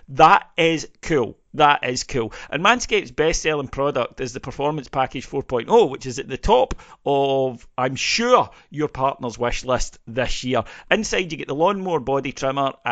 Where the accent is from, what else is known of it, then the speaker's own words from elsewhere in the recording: Scotland, United Kingdom; as a Scottish Presbyterian